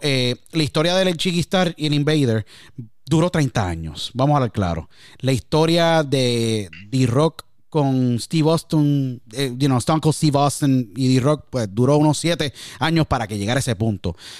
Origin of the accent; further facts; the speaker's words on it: Puerto Rico; Nací en Puerto Rico